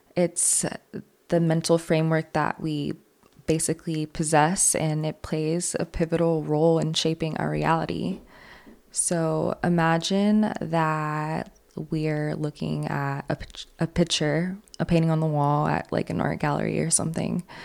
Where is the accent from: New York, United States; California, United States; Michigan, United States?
New York, United States; New York City; moved away; I'm from New York City